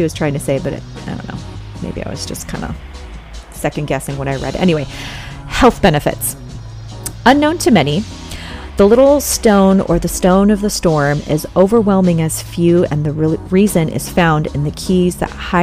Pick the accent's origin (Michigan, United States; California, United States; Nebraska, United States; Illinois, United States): California, United States; I'm from California